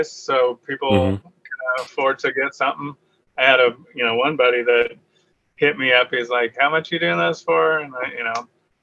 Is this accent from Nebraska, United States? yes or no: no; Reno, Nevada, United States; moved away as an adult; also born or lived in San Francisco, United States / Los Angeles, United States; now in San Diego, United States; I was born in Reno, Nevada, home of ….